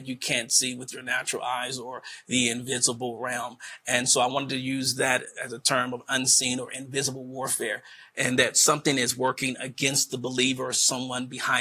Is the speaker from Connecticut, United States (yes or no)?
no; Wilmington, Delaware, United States; born or raised there